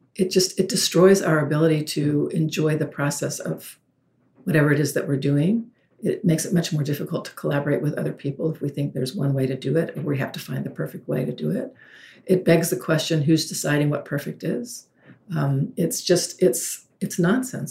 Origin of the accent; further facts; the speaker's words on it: the South, United States; I'm from the South